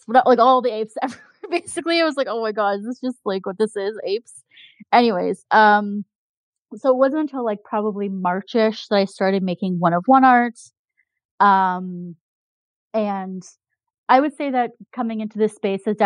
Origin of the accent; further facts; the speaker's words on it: Canada; I'm Canadian